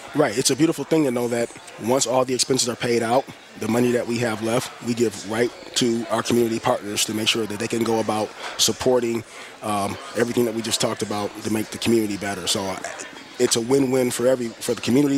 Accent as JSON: {"language": "English", "town": "Detroit", "region": "Michigan", "country": "United States", "tie": "born or raised there", "said": "I'm a lifelong Detroiter, born and raised on the West Side"}